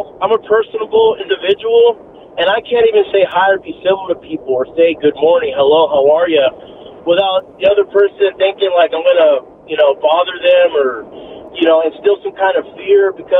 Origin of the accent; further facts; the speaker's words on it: Uvalde, Texas, United States; now in Austin, United States; I've lived in Austin over 20 years. I'm from Uvalde. I'm Mexican-American, Chicano, and I moved to Hotel Vegas on East 6th Street back in 2001.